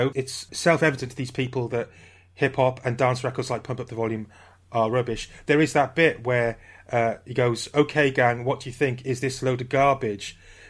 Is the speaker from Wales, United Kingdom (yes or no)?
yes; Wales, United Kingdom; I'm not English... You know, I'm from Wales, which is a bit off to the side